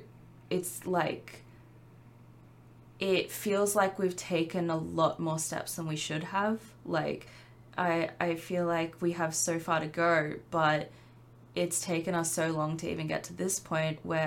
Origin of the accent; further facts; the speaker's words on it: Australia; being an Australian creator